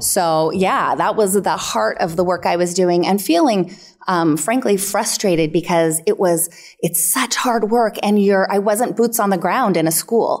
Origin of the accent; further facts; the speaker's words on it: El Dorado County, near Lake Tahoe, California, United States; I grew up near Lake Tahoe in El Dorado County.